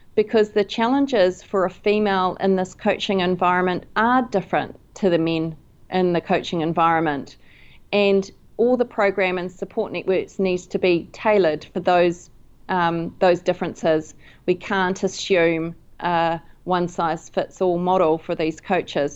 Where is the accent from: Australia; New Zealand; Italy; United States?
New Zealand; also born or lived in London